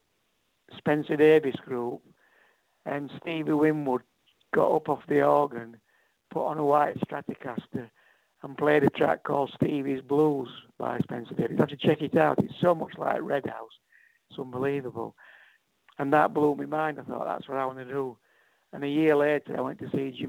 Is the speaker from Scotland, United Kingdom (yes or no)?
no; Yorkshire and the Humber, United Kingdom; I grew up between Sheffield and Doncaster in Yorkshire